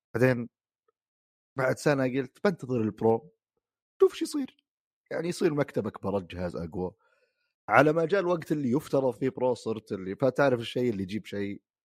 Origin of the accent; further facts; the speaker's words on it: Saudi Arabia; عندنا في السعوديه